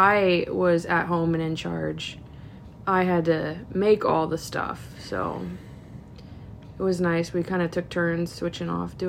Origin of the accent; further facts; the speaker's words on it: Iowa, United States; also born or lived in Michigan; I grew up in Iowa. I've got my place here in Iowa.